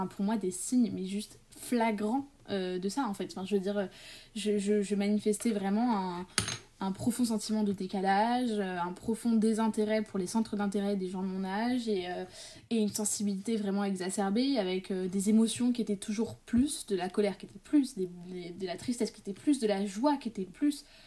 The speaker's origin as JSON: {"language": "French", "town": "Paris", "region": "Île-de-France", "country": "France", "tie": "born or raised there", "said": "je suis née à Paris en octobre, le 9 octobre 2003, enfin à côté de Paris, mais bon, j'ai grandi en partie à Paris"}